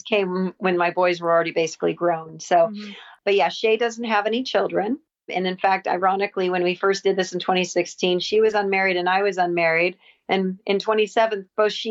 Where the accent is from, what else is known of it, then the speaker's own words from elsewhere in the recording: Southern California, United States; I'm from Southern California